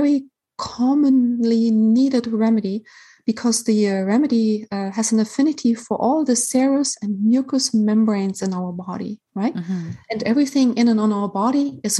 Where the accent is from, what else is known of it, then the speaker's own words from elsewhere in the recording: Germany; moved away; I'm from Germany originally